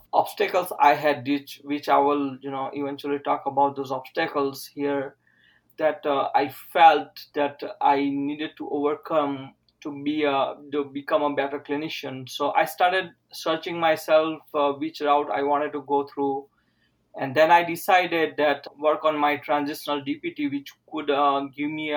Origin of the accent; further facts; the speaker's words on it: India; English is a second language; moved away as an adult; also born or lived in Utah; now in United States; I completed my 10 plus 2 entire my schooling in my native language, which is different than English. English is my secondary language. And all PT education in India